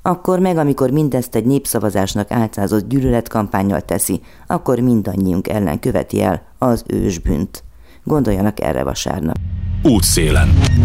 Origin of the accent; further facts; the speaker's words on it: Romania; Olyan országban nőttem fel, ahol börtön várt a homoszexuálisokra, és ez még a rendszerváltás után is tartott. Románia